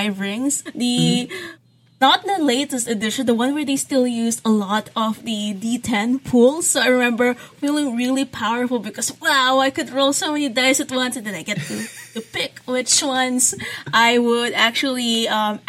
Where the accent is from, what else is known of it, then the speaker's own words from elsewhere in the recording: Philippines; I am a Filipino game and graphic designer.